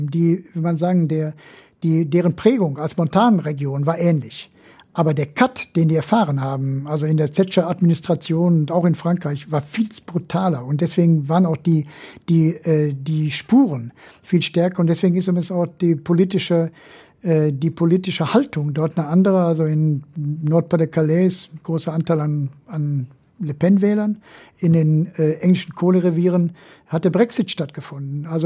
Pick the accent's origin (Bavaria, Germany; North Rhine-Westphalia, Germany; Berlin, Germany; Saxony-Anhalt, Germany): North Rhine-Westphalia, Germany; Gelsenkirchen; Aber trotzdem tut's mir weh, wenn meine Heimatstadt Gelsenkirchen in jedem Ranking immer noch auf Platz dem letzten Platz landet